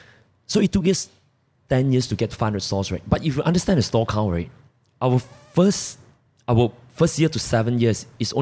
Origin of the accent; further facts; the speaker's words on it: Malaysia; we're all Malaysian.